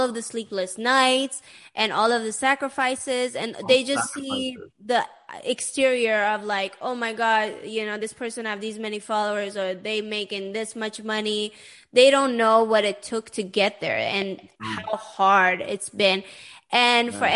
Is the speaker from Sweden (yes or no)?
yes; Sweden; growing up in Sweden